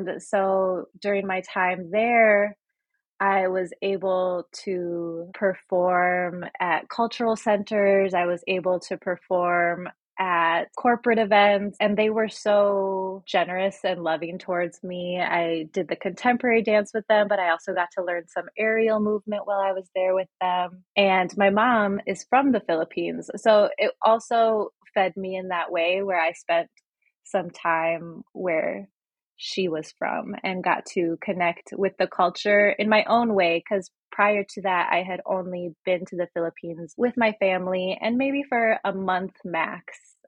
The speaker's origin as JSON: {"language": "English", "region": "Midwest", "country": "United States", "tie": "born or raised there", "also_born_or_lived": "Chicago / Illinois / Nebraska / Delaware", "said": "So I was born in Chicago and I grew up in the Midwest. I grew up in Illinois, Nebraska, jumped over to Delaware for a little bit, and then came back and I was in Wisconsin and spent a long time in Minnesota."}